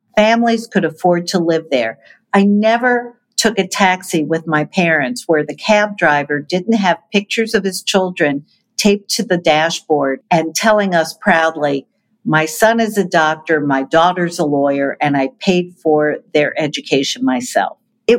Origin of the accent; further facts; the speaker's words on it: New York City, New York, United States; I was born in Manhattan. I was raised in Manhattan. I made a deliberate choice when I started a family to also raise my children in New York City.